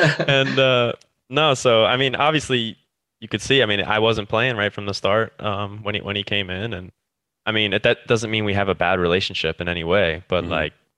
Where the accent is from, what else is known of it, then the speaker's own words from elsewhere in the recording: United States; moved away; also born or lived in England; just because I'm American or I'm not European